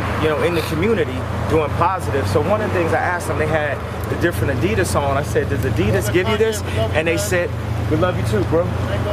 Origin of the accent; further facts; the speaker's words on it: Chicago, Illinois, United States; in Chicago, in my hometown also.